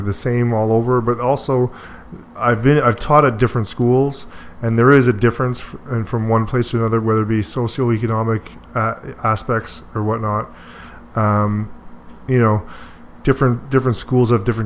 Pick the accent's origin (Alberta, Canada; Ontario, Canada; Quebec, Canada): Quebec, Canada; Deux-Montagnes; my hometown of Two Mountains